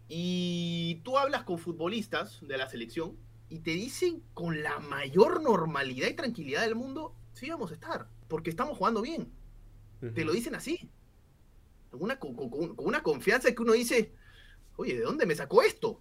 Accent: Peru

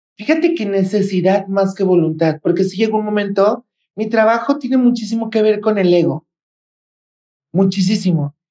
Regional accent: Guadalajara, Jalisco, Mexico; soy de Guadalajara, Jalisco

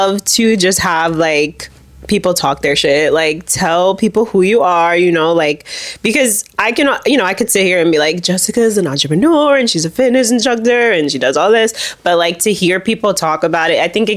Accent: New Jersey, United States; us New Jerseyans. We're very comfortable here in the suburbs

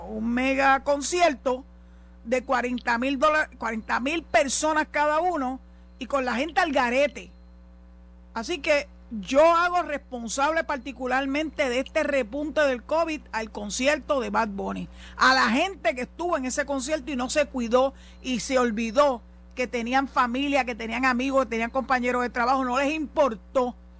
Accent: Puerto Rico; como mujer y como puertorriqueña

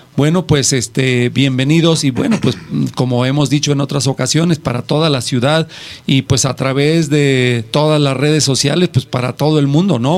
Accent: Mexico; nosotros como mexicanos

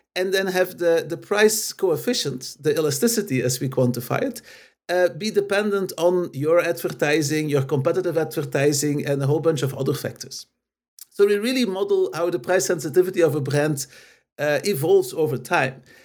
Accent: Belgium; moved away as an adult; also born or lived in Los Angeles, United States; I'm basically originally from Belgium

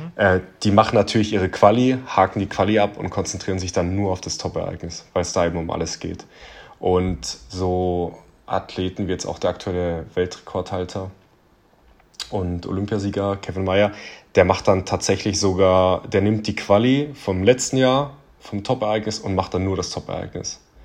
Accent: Southern Germany, Germany; also born or lived in Ulm; ich komme ja aus Süddeutschland, also ich lebe in Ulm, 100 Kilometer von München entfernt

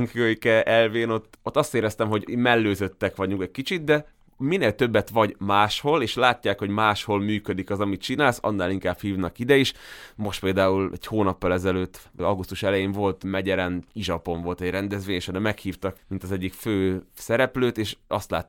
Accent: Veľký Meder, Trnava Region, Slovakia; also born or lived in Komárno; de hogy én már nagymegyerre születtem, engem már oda vittek haza.

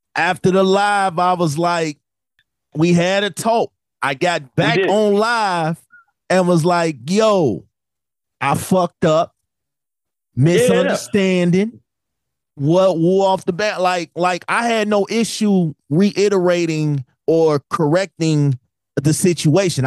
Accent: Chicago, Illinois, United States; I'm from Chicago

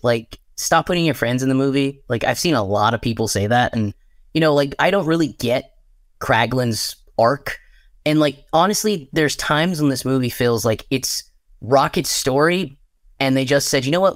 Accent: Texas, United States; moved away; I'm, um, back home in my home state of Texas

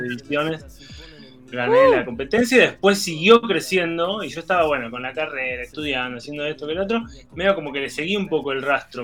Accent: Tandil, Buenos Aires Province, Argentina; now in Denmark; me llevaron de la mano en la movida tandirense

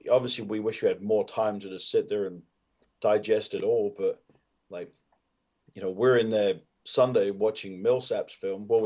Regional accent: United Kingdom; I think I am aware of like, hey, I'm a Brit doing this, but I don't approach myself as like, okay, what has a Brit never done before?

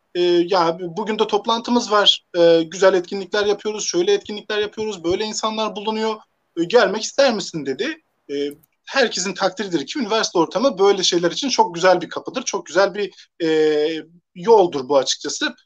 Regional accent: Hatay, Turkey; moved away as an adult; also born or lived in Siirt (ancestral) / Konya / Ankara / Elazığ; now in Manisa, Turkey; aslen, e, Siirtliyim. Doğma büyüme Hataylıyım.

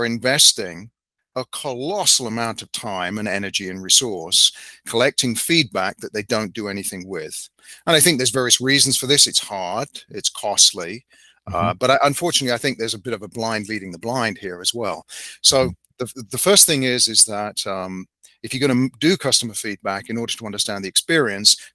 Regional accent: United Kingdom; being the Brit

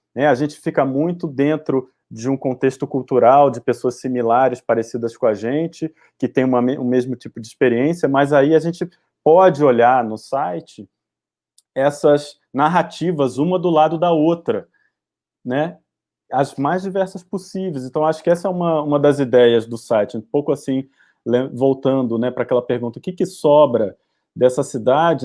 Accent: Brasília, Federal District, Brazil; moved away as an adult; also born or lived in Salvador; enquanto ex-morador, eu cresci em Brasília, é, me formei em Brasília

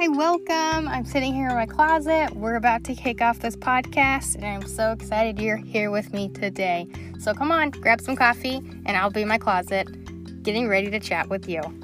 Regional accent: Salt Lake City, Utah, United States; moved away as an adult; also born or lived in Missouri / Florida; now in Ohio, United States; I'm originally from Salt Lake City, born and raised there

